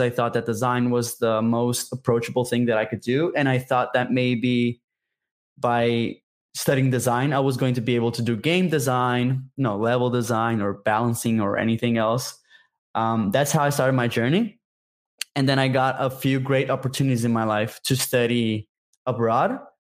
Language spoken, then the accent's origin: English; Brazil; I'm from Brazil, by the way. I'm a Brazilian game developer